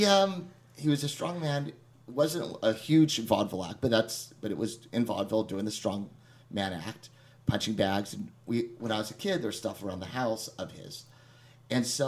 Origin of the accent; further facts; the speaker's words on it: Texas, United States; moved away as an adult; also born or lived in San Francisco; I grew up in Texas, moved to San Francisco when I was 18